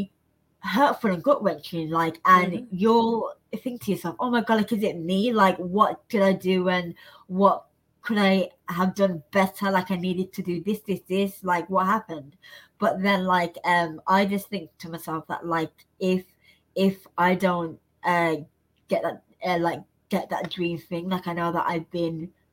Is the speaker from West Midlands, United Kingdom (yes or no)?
yes; Birmingham, West Midlands, United Kingdom; now in London, United Kingdom; I'm just so fortunate to now be living in London, like of all places. Like, I'm from Birmingham